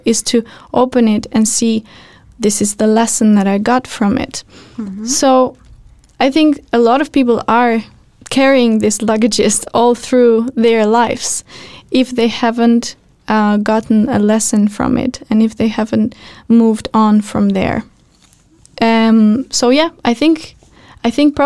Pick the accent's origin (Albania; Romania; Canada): Albania; moved away; I come from Albania